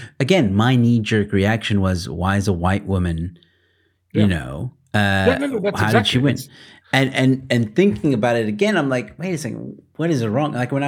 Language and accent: English; United States; now in South Africa; I'm American. I was born in America. I might live in South Africa, but I was born in America.